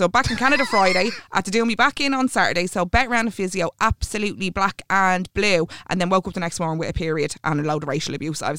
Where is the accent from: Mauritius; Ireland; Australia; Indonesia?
Ireland; your experience as an Irish, as a white different. Irish woman is not the same experience as mine.